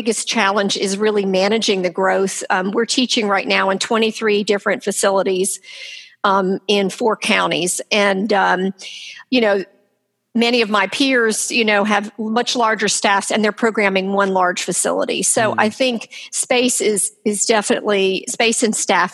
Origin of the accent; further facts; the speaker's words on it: Durham, North Carolina, United States; I grew up here in Durham